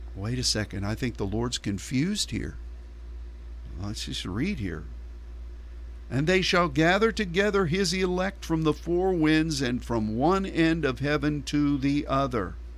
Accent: United States

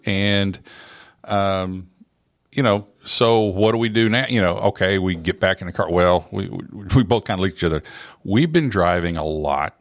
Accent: Oklahoma, United States; moved away as an adult; now in Middle Tennessee, United States; I grew up in Oklahoma and, uh, all over the state

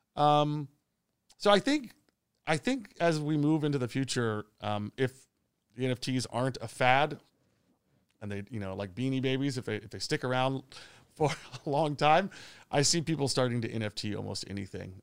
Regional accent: Long Island, New York, United States; moved away as an adult; also born or lived in Shenzhen, China / Bangkok, Thailand; now in Phuket, Thailand; I'm originally from New York or just outside the city in Long Island.

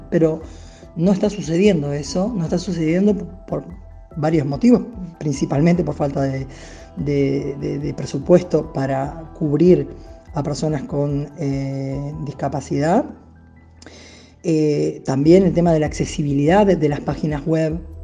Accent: Uruguay

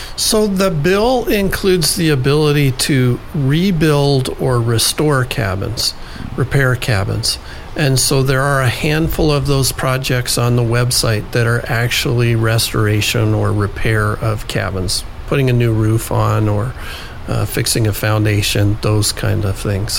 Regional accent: Juneau, Alaska, United States; I grew up here in Juneau.

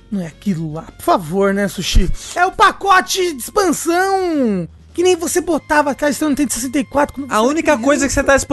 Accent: Brazil; hoje eu sou neozelandês? Ih, caralho, não, brasileiro.

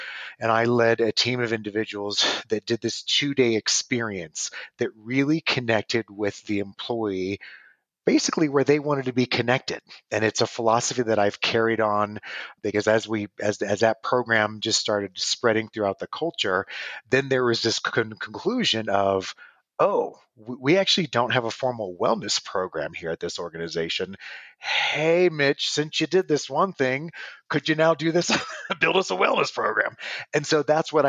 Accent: Nebraska, United States; moved away as an adult; also born or lived in Los Angeles, California; now in Arizona, United States; originally I was born and raised in Nebraska.

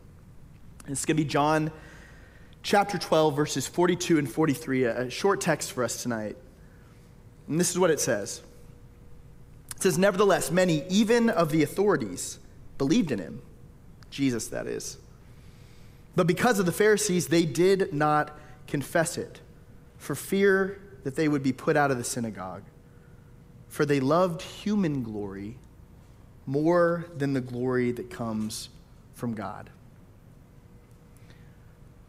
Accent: Tyler, Texas, United States; moved away; I grew up in Tyler, Texas.

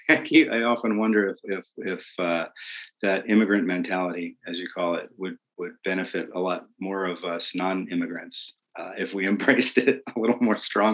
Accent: New Jersey, United States; moved away as an adult; So we moved here from New Jersey about 7 years ago, and did not have any of that military, defense, space, anything where I came from.

